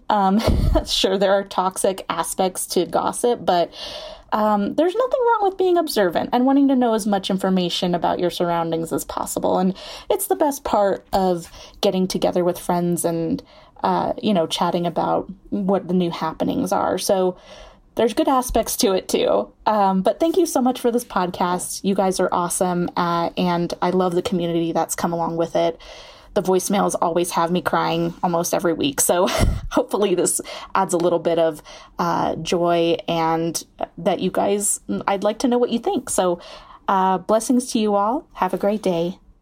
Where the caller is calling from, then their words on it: Bennett, Colorado, United States; I'm calling from Bennett, Colorado, uh, which is just a small town east of Denver.